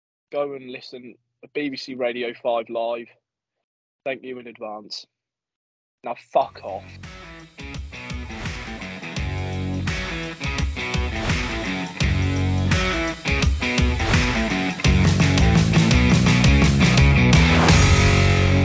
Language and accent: English; Midlands, United Kingdom; born or raised there